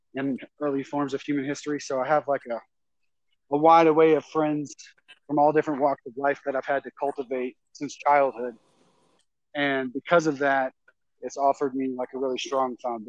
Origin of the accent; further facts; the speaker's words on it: Lafayette, Louisiana, United States; moved away; I'm originally from Louisiana, Lafayette, Louisiana